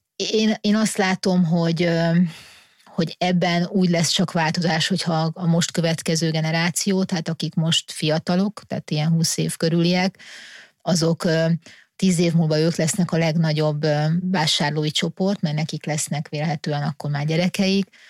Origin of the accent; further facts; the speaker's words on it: Hungary; magyarok vagyunk